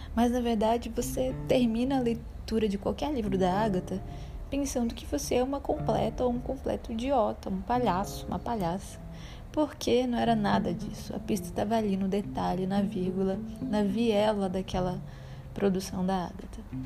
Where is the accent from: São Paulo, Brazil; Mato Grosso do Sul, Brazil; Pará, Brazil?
Pará, Brazil; Belém; now in Salvador, Brazil; Sou paraense de nascimento, nasci em Belém do Pará